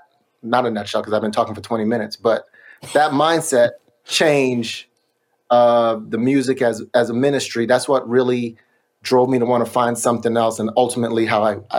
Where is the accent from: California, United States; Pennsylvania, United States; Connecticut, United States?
California, United States; Sacramento; I'm from Sacramento, but we got hooked up with a label in the Bay Area.